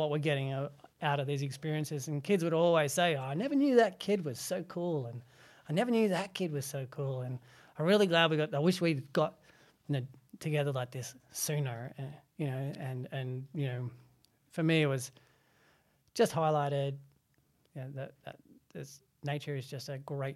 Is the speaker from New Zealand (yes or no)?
no; Adelaide, South Australia, Australia; also born or lived in Burra, South Australia; Most of my childhood was spent in predominantly two areas, in the suburbs of the northern suburbs of Adelaide, Salisbury, Parry Hills, up until the age of 10. And then in the small little copper mining town outside of Adelaide, about 2.5 hours outside of Adelaide, called Burra Burra.